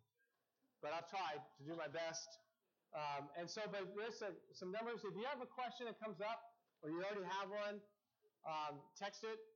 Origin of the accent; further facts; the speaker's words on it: Seattle, Washington, United States; I'm such a Northwesterner. I grew up in Seattle